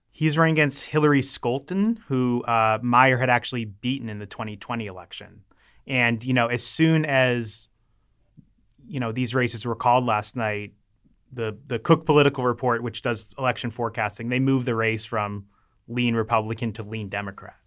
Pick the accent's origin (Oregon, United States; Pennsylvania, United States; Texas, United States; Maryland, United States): Maryland, United States; I'm from Maryland